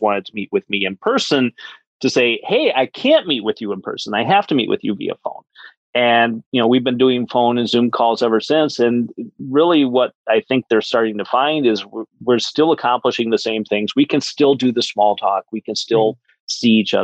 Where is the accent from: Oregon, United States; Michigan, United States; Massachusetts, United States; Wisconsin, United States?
Wisconsin, United States; I'm from Wisconsin. I actually grew up on a dairy farm